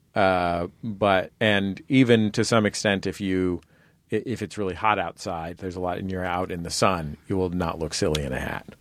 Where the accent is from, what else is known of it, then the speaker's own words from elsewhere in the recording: San Francisco, California, United States; I grew up in San Francisco